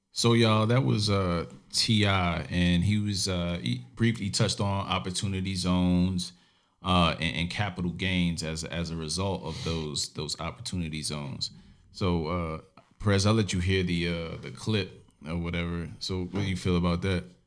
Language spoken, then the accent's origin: English; New York City, New York, United States; I grew up in Brooklyn, New York